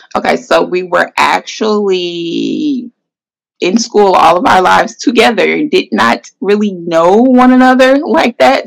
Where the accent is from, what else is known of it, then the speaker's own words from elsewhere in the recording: Atlanta, Georgia, United States; from Atlanta, Georgia. Mm-hmm. Born, well, I'm not gonna say born in Atlanta, but close enough. I was here right. since one, so I'm from Atlanta, Georgia